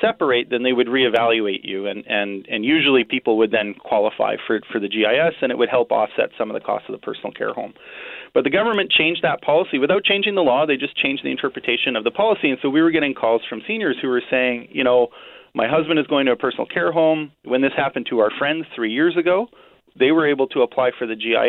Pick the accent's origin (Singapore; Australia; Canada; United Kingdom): Canada; Winnipeg, Manitoba; I was born and raised in Transcona